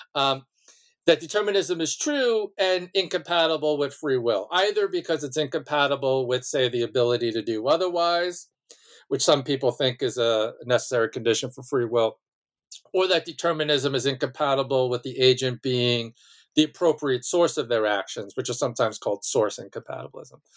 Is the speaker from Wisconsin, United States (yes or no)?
no; Malverne, New York, United States; I, um, was born and raised on Long Island, um, in a small town named Malvern